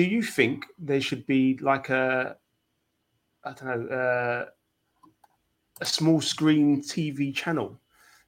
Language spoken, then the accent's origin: English; London, United Kingdom; I, as a Londoner